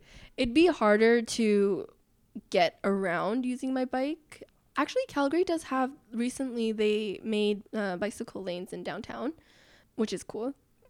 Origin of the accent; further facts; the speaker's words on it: Netherlands; Like growing up in the Netherlands, that's just something you learn.